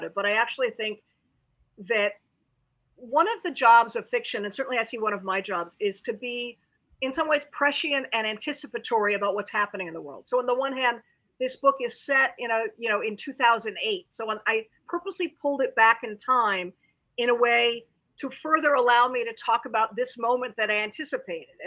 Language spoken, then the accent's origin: English; United States